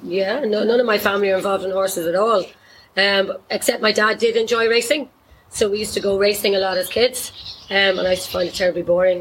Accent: Dublin, Leinster, Ireland; also born or lived in Kildare; I'm originally from Dublin.

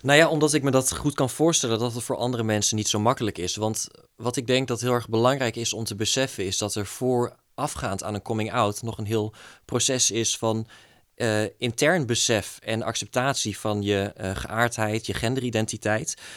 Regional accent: East Groningen, Netherlands; moved away as an adult; now in Groningen, Netherlands; kom oorspronkelijk uit Oost-Groningen. Ehm, daar woon ik tot mijn 18e.

